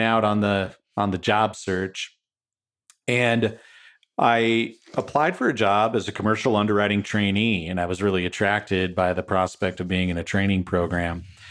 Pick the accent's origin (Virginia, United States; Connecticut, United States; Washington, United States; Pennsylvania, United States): Washington, United States; Wenatchee; also born or lived in Saint Paul, Minnesota / Texas / California / Seattle area; we made a life in a small town in Washington State, uh, right on the Columbia River